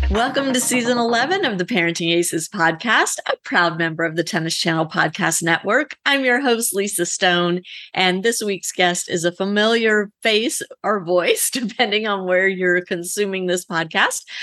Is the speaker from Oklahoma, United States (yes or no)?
no; Louisiana, United States; I grew up in Louisiana